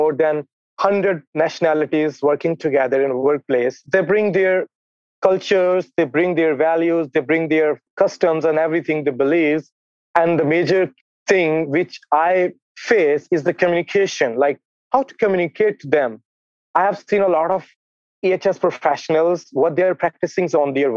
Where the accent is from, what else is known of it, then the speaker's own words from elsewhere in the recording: Pakistan; I'm from Pakistan